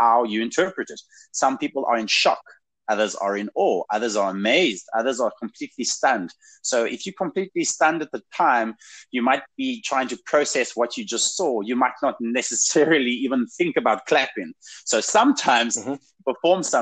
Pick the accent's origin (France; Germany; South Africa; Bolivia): South Africa; moved away as an adult; now in Saskatchewan, Canada; I'm a ginger from Africa with an accent